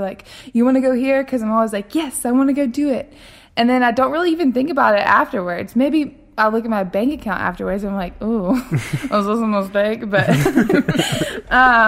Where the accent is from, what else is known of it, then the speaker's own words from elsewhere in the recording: Birmingham, Alabama, United States; also born or lived in Florence, Alabama / Atlanta, Georgia; I am originally from Birmingham and grew up here, went to high school here